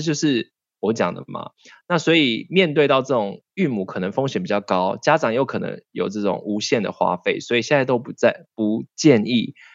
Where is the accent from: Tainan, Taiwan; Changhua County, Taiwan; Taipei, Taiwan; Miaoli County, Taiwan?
Miaoli County, Taiwan; moved away; 我以前我在苗栗乡下长大